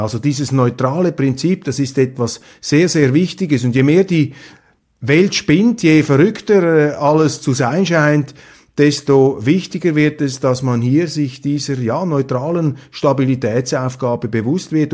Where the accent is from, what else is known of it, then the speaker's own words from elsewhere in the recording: Switzerland; als Schweizer